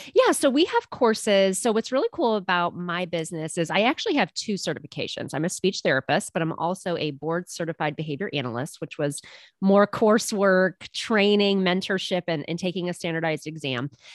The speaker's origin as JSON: {"language": "English", "area": "a suburb of Cleveland", "region": "Ohio", "country": "United States", "tie": "born or raised there", "said": "I have a very small handful of clients that I see here in my hometown, um, which is a suburb of Cleveland, Ohio"}